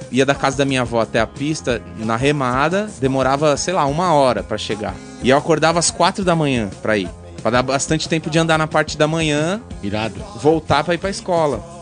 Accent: São Bernardo do Campo, São Paulo, Brazil; also born or lived in Santo André; eu nasci em São Bernardo. nasci em São Bernardo, tá. Morei em Santo André por muito tempo. Minha avó é de Santo André

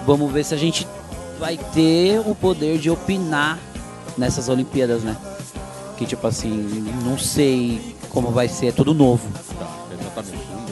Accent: São Paulo, Brazil; na minha comunidade, que é a Vila Prudente

